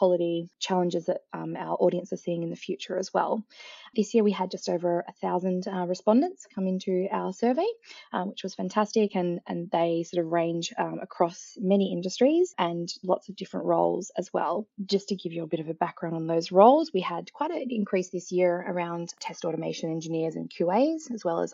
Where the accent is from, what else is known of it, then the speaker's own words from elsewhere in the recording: Australia; accent: Australian; also born or lived in Melbourne, Australia; As you can tell by my accent as well, I'm also located in Melbourne, Australia